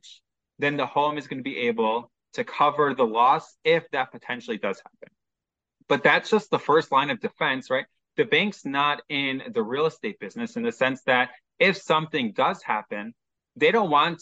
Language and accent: English; Chicago, Illinois, United States; now in Haifa, Israel; Originally, you can probably tell from my accent, I'm from Chicago. Now I live in Israel, specifically located in Haifa